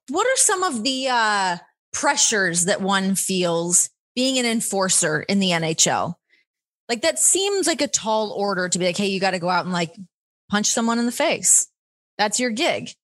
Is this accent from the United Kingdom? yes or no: no; Ontario, Canada; moved away as an adult; now in Las Vegas, United States; growing up in Ontario